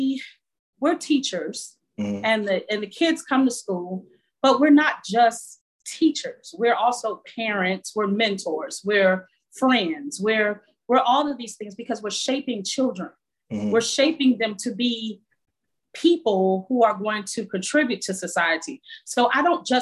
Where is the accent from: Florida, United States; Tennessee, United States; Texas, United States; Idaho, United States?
Florida, United States; Miami; I'm from Miami.